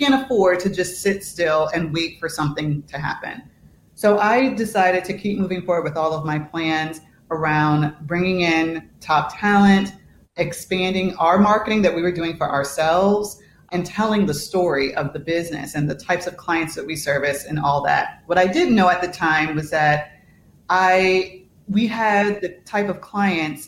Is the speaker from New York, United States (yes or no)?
yes; New York, United States; moved away as an adult; now in Chicago, United States; I'm from New York originally. I live in Chicago